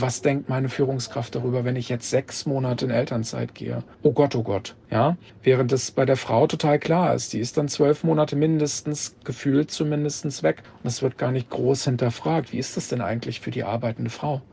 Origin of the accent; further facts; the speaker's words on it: Kassel, Hesse, Germany; moved away as an adult; now in Hamburg, Germany; bin gebürtiger Kassler